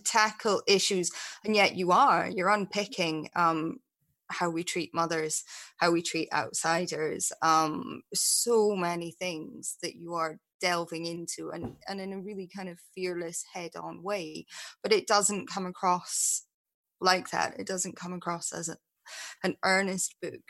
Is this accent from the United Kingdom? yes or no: yes; Scotland, United Kingdom; moved away; when I actually lived mm-hmm. in Scotland